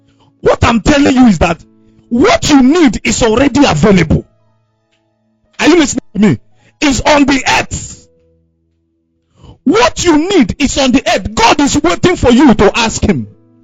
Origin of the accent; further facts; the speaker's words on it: Owerri, Imo, Nigeria; because I came from Owerri. Where I came from, life was quiet.